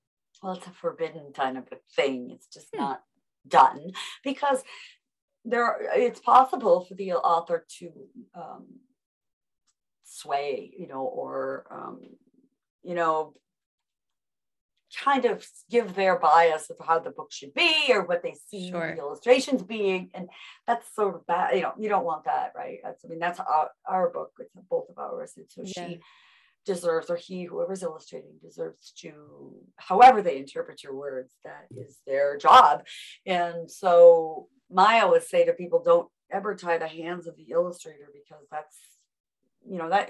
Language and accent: English; Bellevue, Nebraska, United States; also born or lived in Omaha, Nebraska; now in Washington, D.C. area, United States; I was born in Omaha, grew up in a small little town called Bellevue, Nebraska.